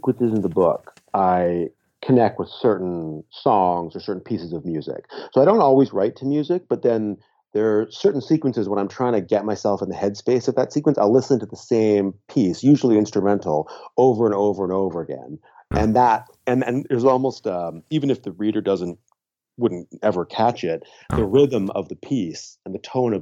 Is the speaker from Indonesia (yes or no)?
no; Canada; I'm Canadian